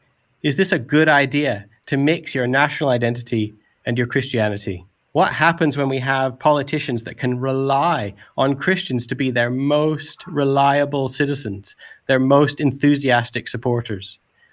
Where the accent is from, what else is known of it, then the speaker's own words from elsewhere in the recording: Canada; now in England, United Kingdom; I'm a Canadian who's been living in England for the last 20 or so years.